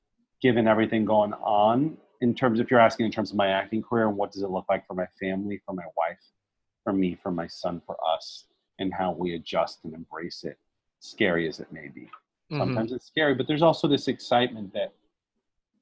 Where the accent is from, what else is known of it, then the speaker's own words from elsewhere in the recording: Puerto Rico; first language Spanish; English is a second language; moved away; I was born in Puerto Rico